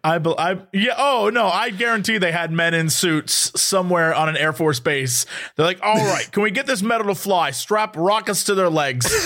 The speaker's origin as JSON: {"language": "English", "country": "United States", "said": "as an American"}